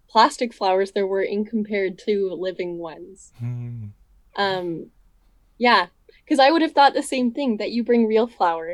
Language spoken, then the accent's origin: English; Vernon, British Columbia, Canada; I'm from Vernon. So this is my hometown